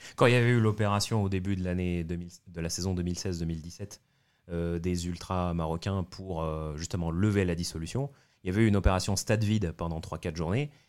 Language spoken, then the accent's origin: French; Tunisia; quand j'étais jeune et lycéen en Tunisie